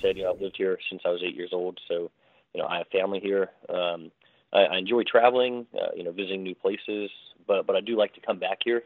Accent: Morgantown, West Virginia, United States; born or raised there; also born or lived in London, England

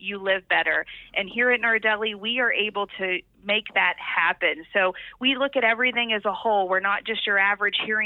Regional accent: Mannington, West Virginia, United States; I was from Mannington, a little tiny town. I was very sheltered by my parents

